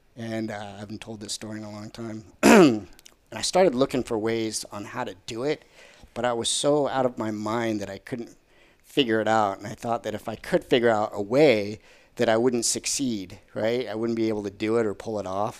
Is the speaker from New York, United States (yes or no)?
no; Arizona, United States; moved away as an adult; also born or lived in Colorado / Chicago / Southern California; I was, uh, born and raised in Arizona, so I'm a native.